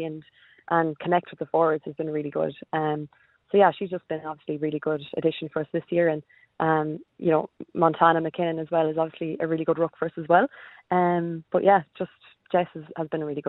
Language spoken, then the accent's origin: English; Bohola, Connacht, Ireland; now in Australia; we're from County Mayo. in a tiny little village